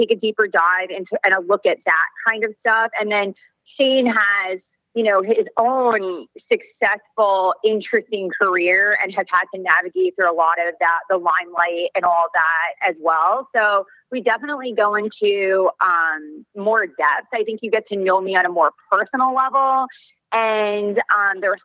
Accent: New York, United States; now in Orange County, United States; it's just the way I was brought up. I'm like a New Yorker

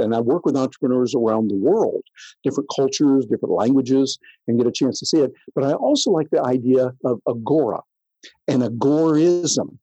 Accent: near Jackson, Michigan, United States; I grew up in Michigan, small little country town there in Michigan, as you know, right outside Jackson

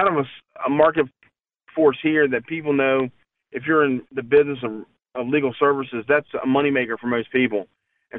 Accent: Chesapeake, Virginia, United States; my hometown, when I grew up here back in the 70s

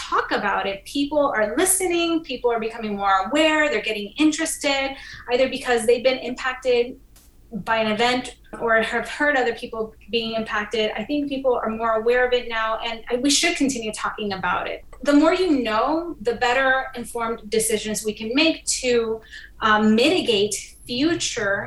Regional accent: Puerto Rico; moved away; I'm originally from the Caribbean island of Puerto Rico

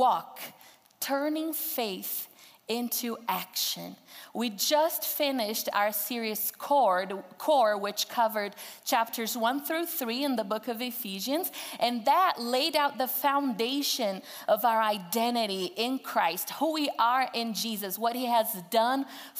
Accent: Brazil; English is a second language; moved away as an adult; now in Greeley, United States; I'm from Brazil, and growing up in Brazil, I was told that it was very important to learn English as a second language.

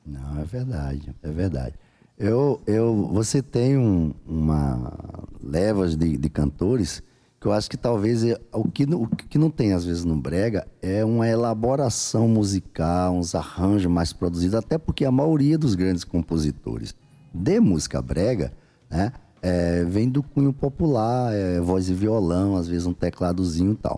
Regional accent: Mulungu, Paraíba, Brazil; moved away; em Mulungu, que é minha terra natal.

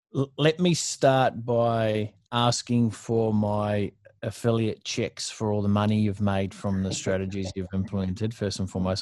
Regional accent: New Zealand; moved away as an adult; now in Gold Coast, Australia; I moved from New Zealand, which is where I grew up, moved from New Zealand to surface paradise in the Gold Coast.

